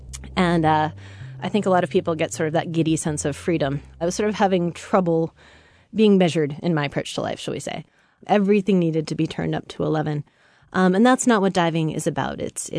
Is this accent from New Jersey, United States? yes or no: no; Samish Island, Washington, United States; Well, I grew up on Samish Island, north of Seattle, and had always sort of run up and down the beach, you know, on the sort of surf logs and the mud flats.